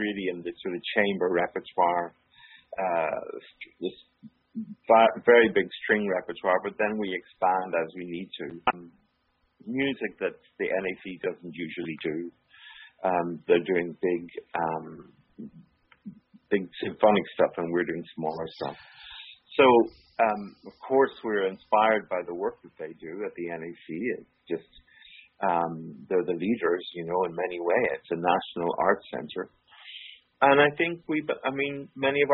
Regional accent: Belfast, Northern Ireland, United Kingdom; moved away as an adult; also born or lived in Toronto / Manchester; I grew up in Belfast, and even as a young man in Belfast, I was running different things

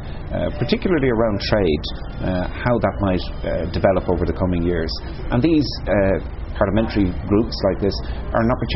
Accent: Ireland; I'm here as an Irish person

